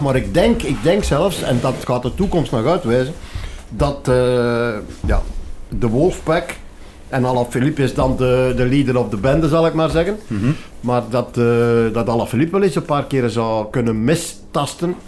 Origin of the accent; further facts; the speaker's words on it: Flanders, Belgium; wij ons als Vlamingen